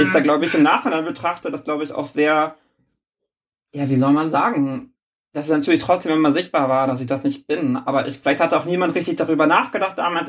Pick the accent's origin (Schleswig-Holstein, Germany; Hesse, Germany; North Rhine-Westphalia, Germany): Schleswig-Holstein, Germany; moved away as an adult; now in Hamburg, Germany; ich bin gebürtige Hamburgerin, bin allerdings nach, als kleines Kind nach Schleswig-Holstein gezogen und bin da groß geworden